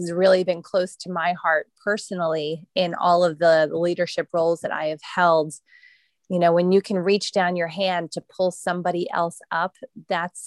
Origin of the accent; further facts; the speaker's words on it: just outside of Philadelphia, Pennsylvania, United States; I've always been in Pennsylvania. Grew up here, went to school here for college and everything